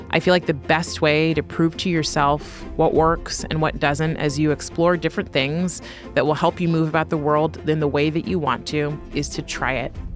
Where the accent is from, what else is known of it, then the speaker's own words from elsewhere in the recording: California, United States; now in New York, United States; I'm from California. I live in New York